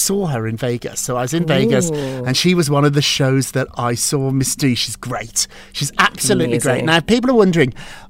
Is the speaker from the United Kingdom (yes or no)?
yes; Edinburgh, Scotland, United Kingdom; moved away; I'm from Edinburgh, Scotland, where I know what cold is.